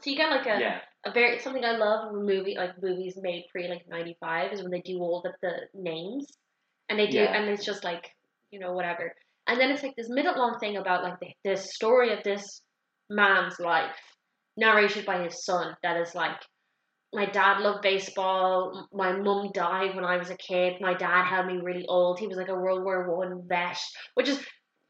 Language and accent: English; Ireland; we're Irish.